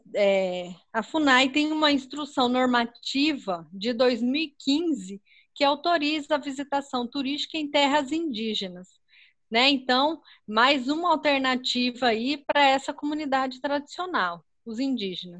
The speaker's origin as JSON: {"language": "Portuguese", "region": "Pernambuco", "country": "Brazil", "also_born_or_lived": "Mato Grosso", "moved": "yes", "lives_now": "Cuiabá, Brazil", "said": "eu sou pernambucana. Então, mas eu moro aqui no Mato Grosso"}